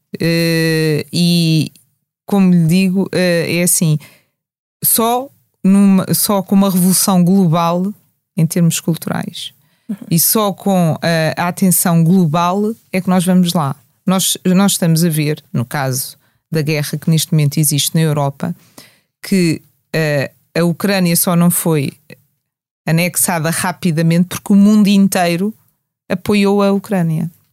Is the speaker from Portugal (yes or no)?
yes; Portugal; nós nascemos em Portugal